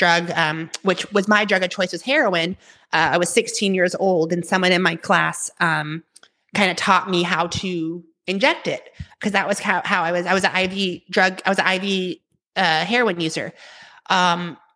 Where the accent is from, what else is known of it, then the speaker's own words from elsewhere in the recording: Tulsa, Oklahoma, United States; I grew up in Tulsa, Oklahoma